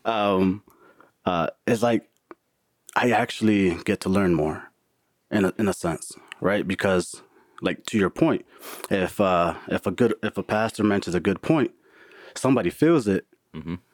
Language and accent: English; Milwaukee, Wisconsin, United States; now in Florida, United States; I live in Florida, born and raised in Milwaukee